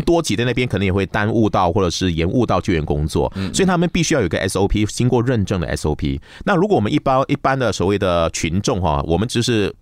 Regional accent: Johor, Malaysia; 因为我的家乡柔佛州啊

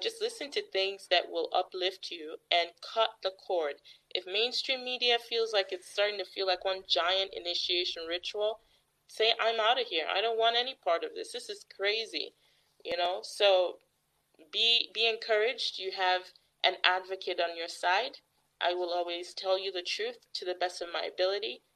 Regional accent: Missouri, United States; my home state, in the state of Missouri

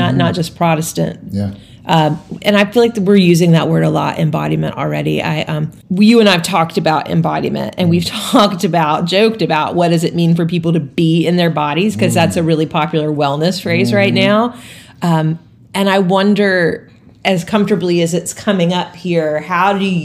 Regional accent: Mobile, Alabama, United States; I grew up in Mobile, which is a pretty Catholic town

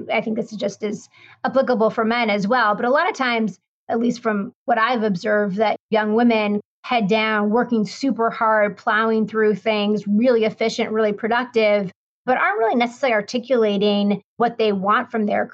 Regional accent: Denver, Colorado, United States; I grew up in Denver, Colorado, in the western part of the United States.

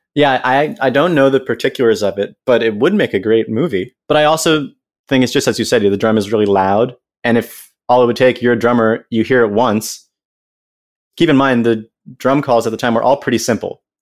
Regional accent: United States; I'm this American kid

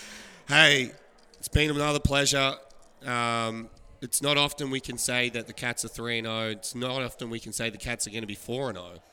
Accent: Australia; moved away; I'm from Australia

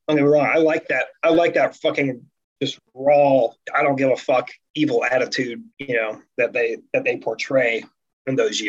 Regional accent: Ohio, United States; Oh, well, I'm from Ohio too.

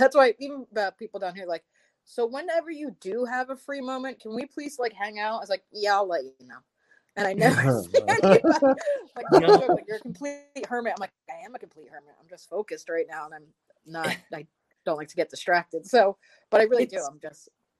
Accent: Philadelphia, Pennsylvania, United States; me shit from being from Philadelphia. He's like, you are a Philly girl through and through.

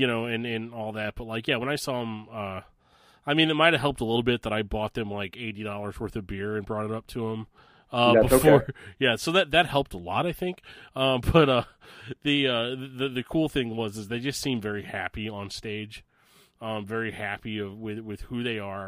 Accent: St. Louis, Missouri, United States; my hometown of St. Louis

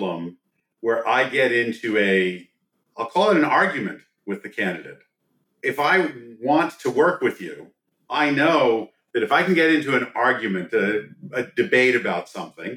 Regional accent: East Coast, United States; moved away as an adult; now in Silicon Valley, United States; I grew up on the East Coast

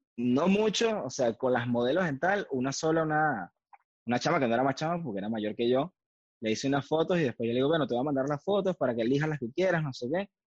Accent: Valencia, Carabobo, Venezuela; now in Montreal, Canada; vengo de Valencia, Venezuela

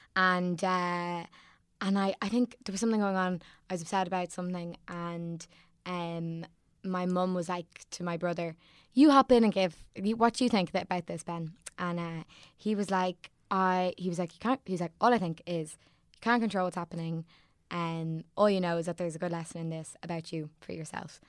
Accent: Sandycove, Leinster, Ireland; I'm from Sandy Cove

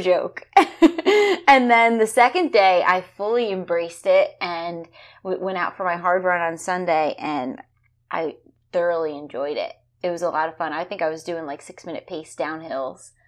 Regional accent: New Jersey, United States; now in Florida, United States; I'm from New Jersey

